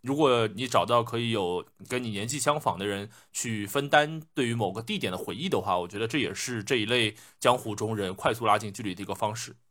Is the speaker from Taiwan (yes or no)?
no; Shanghai, China; 用我们上海话来说